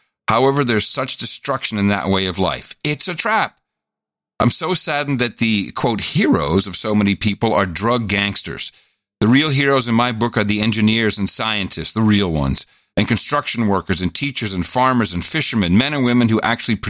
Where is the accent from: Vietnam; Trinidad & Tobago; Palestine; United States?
United States; Rhode Island; I'm from Rhode Island, and the mob around here is legendary. Yes, my mom also is from Rhode Island.